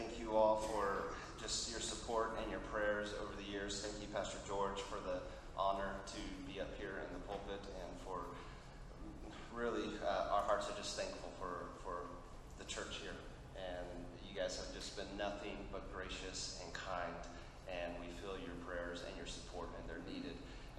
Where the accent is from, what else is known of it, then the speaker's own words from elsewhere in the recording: Argentina; because I grew up in Argentina as a missionary kid, so we'll do it in Spanish as well.